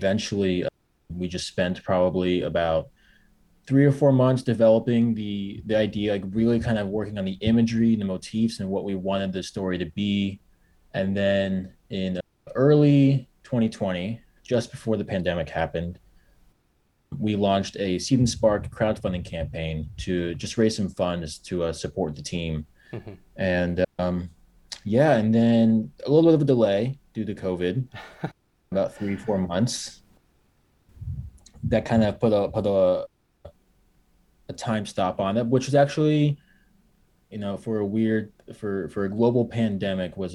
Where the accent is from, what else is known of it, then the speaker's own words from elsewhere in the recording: Arizona, United States; moved away; I'm from Arizona